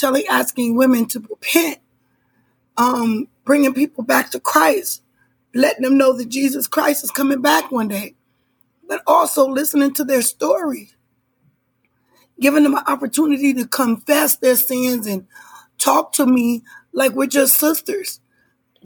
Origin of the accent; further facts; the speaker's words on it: Illinois, United States; I was raised up in Illinois